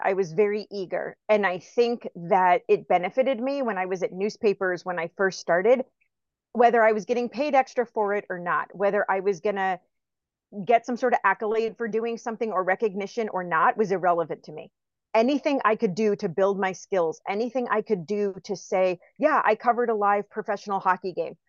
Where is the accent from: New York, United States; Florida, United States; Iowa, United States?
Florida, United States; Tampa; I'm from Tampa.